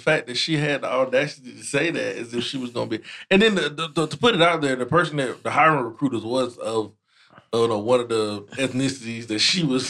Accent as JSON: {"language": "English", "country": "United Kingdom", "said": "I'm British."}